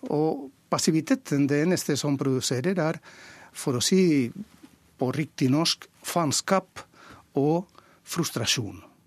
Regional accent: Valencia, Valencian Community, Spain; Norwegian is a second language; moved away as an adult; now in Oslo, Norway; jeg kommer fra Valencia, og Valencia er et katalansk land, akkurat som Mallorca. Det vil si at vi snakker katalansk. Vi kaller det valenciansk.

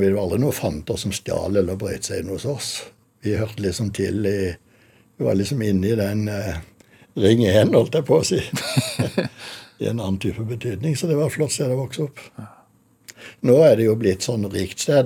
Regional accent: Kristiansand, Agder, Norway; moved away; nederst i Kuholmen, 100 meter bort fra der hvor vi bodde da jeg vokste opp

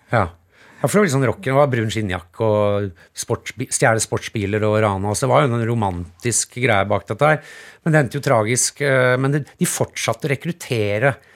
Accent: Norway

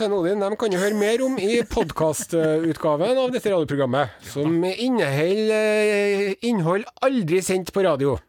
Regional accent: Southern Norway, Norway; oss søringene

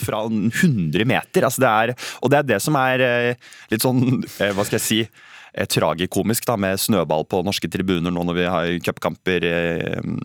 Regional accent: Sandefjord, Vestfold, Norway; Jeg er fra Sandefjord, jeg er glad i Sandefjord.

